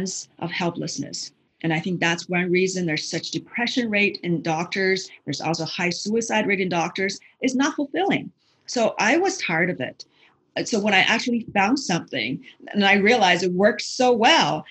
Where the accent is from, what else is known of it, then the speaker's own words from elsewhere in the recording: China; now in United States; growing up in China